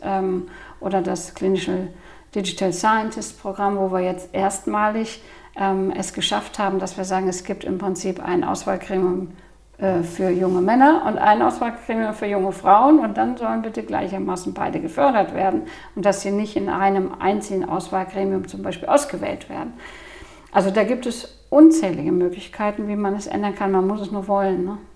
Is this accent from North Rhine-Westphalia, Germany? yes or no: yes; Cologne, North Rhine-Westphalia, Germany; komme ich aus Köln